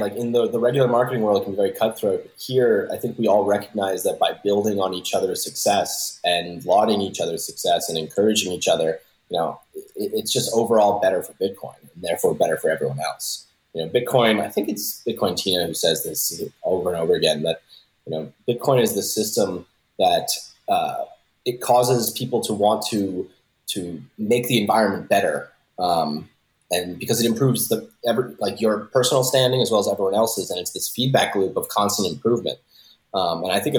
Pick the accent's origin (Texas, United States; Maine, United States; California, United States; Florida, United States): Florida, United States; South; moved away as an adult; also born or lived in Philadelphia; now in Los Angeles, United States; I grew up in South Florida.